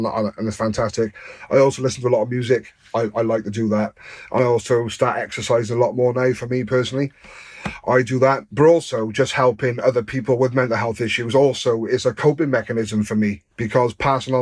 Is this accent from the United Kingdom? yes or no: yes; Newport, Wales, United Kingdom; I grew up in Newport